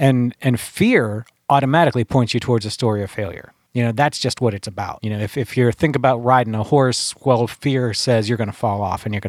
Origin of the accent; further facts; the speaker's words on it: Pennsylvania, United States; and I took a friend of mine down there where I grew up down in Beaver County. There was train tracks down there.